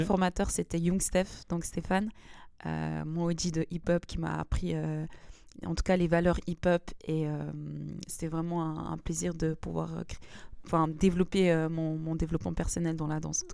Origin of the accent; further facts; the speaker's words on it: Lausanne, Vaud, Switzerland; je viens de Lausanne